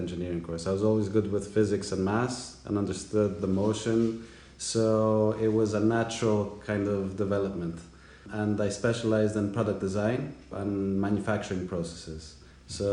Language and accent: English; Greece; moved away; I grew up in Greece my whole life.